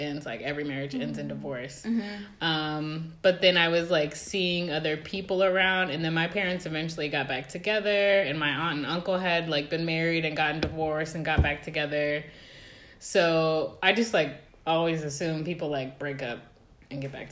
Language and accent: English; Colorado, United States; now in North Carolina, United States; I'm from Colorado